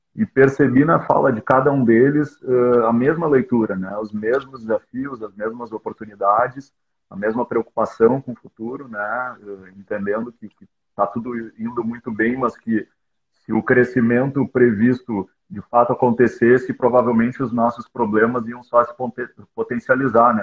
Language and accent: Portuguese; Porto Alegre, Rio Grande do Sul, Brazil; eu sou originalmente de Porto Alegre, né? Tô, tô sediado aqui